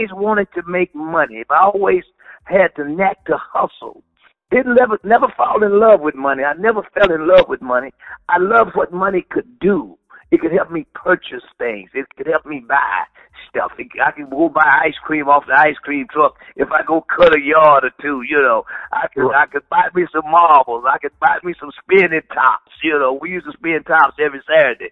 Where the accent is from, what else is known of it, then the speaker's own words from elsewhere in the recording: Dallas, Texas, United States; growing up in West Dallas